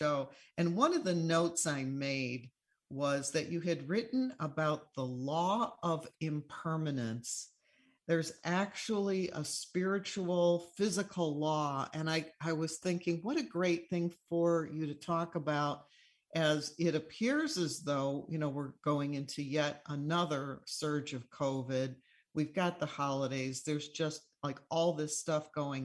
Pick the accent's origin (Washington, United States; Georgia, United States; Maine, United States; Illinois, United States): Illinois, United States; Chicago; moved away; I grew up in Chicago